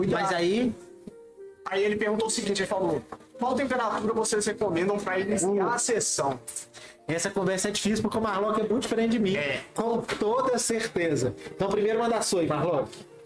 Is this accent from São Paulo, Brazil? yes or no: yes; Santos, São Paulo, Brazil; now in Belo Horizonte, Brazil; estou em BH há dois anos, sou de Santos. nasci daqui, morei em Santos a vida inteira.